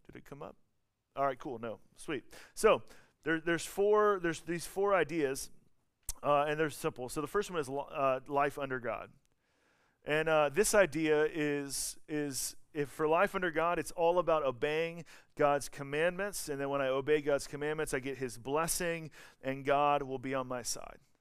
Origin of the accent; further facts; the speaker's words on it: the South, United States; accent: Southern; I'm from the South